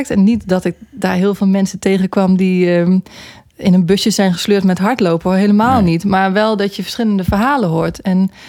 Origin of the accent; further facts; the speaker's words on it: near Nijmegen, Gelderland, Netherlands; moved away as an adult; also born or lived in Eindhoven; Ik kom uit de buurt van Nijmegen.